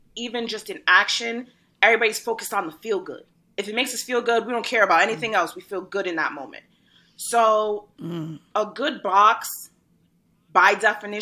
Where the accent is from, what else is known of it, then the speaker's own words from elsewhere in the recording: Rhode Island, United States; moved away as an adult; also born or lived in Brooklyn, New York; I was born in Brooklyn, but I was raised from 3.5 to like 6 months ago in Rhode Island.